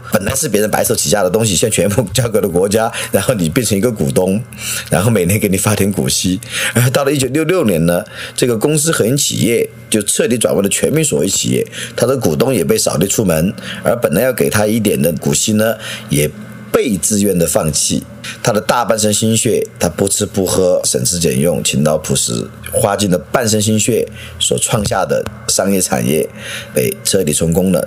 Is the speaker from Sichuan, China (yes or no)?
yes; Leshan, Sichuan, China; 我的故乡乐山